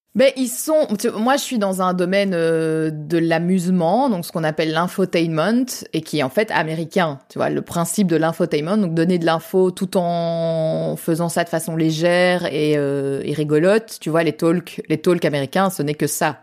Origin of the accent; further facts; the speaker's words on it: France; accent: French (Frenchie); now in Belgium; j'ai quand même un accent de Frenchie